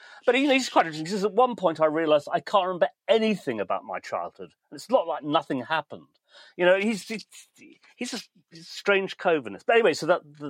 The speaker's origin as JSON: {"language": "English", "town": "Manchester", "region": "North West England", "country": "United Kingdom", "said": "We are very Mancunian. That's what makes us so special."}